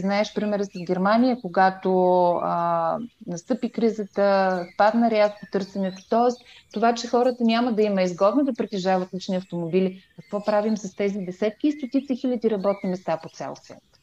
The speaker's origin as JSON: {"language": "Bulgarian", "town": "Stara Zagora", "region": "Stara Zagora Province", "country": "Bulgaria", "said": "аз съм от Стара Загора"}